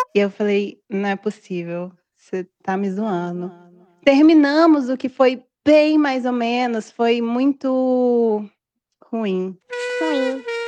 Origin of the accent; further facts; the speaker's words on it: Brazil; now in Italy; eu sou brasileira